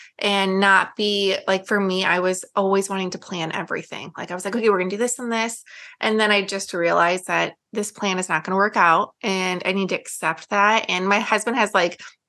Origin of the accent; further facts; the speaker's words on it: Illinois, United States; also born or lived in Germany; now in San Antonio, United States; we're from Illinois